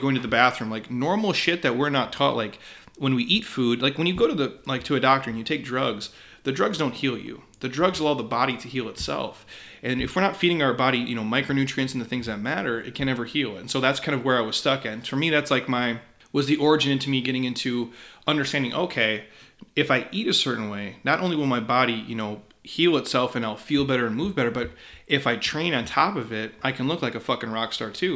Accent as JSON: {"language": "English", "region": "Midwest", "country": "United States", "tie": "born or raised there", "said": "I grew up in the Midwest"}